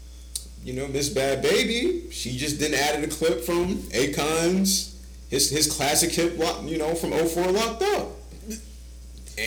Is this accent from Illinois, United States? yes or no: no; Ohio, United States; me and … is from Ohio